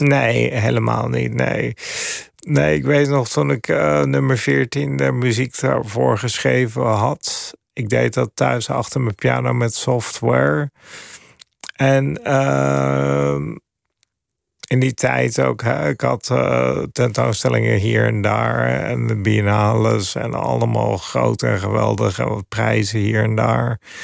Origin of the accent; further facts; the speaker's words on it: Papendrecht, South Holland, Netherlands; moved away as an adult; also born or lived in Amsterdam / New York; now in Finland; Ik ben ook opgegroeid in de Belt in Papendrecht in Holland.